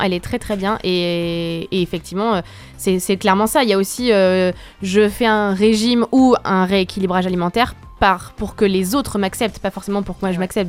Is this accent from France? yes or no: yes; France; on est français